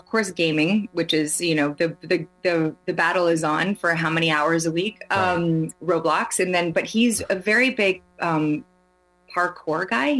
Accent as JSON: {"language": "English", "country": "Canada", "tie": "born or raised there", "also_born_or_lived": "Sweden", "first_language": "Swedish", "second_language": "English", "said": "Grew up in Canada since I was two. Spoke Swedish at home."}